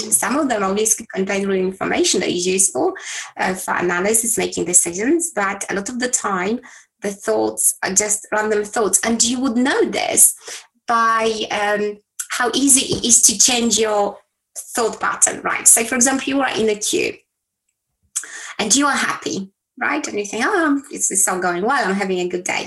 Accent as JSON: {"language": "English", "country": "Poland", "tie": "born or raised there", "moved": "yes", "said": "I was born in Poland, a communist country back then, in a small town."}